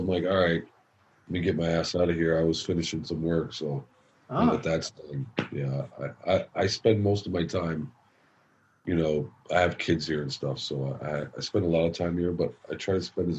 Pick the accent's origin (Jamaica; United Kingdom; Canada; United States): Canada; Scarborough, Ontario; Born and raised in Scarborough. Shaman and I used to say growing up, Scarborough bred, Scarborough dead.